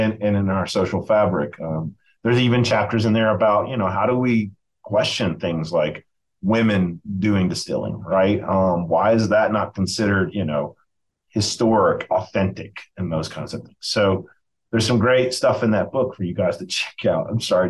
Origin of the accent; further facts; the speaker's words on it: Appalachia, United States; And us is a weird word to use, as I say it to myself, as Appalachian folk.